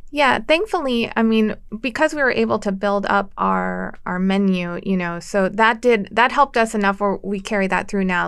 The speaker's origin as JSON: {"language": "English", "town": "Erie", "region": "Pennsylvania", "country": "United States", "tie": "born or raised there", "also_born_or_lived": "Washington, D.C.", "said": "I grew up in Erie"}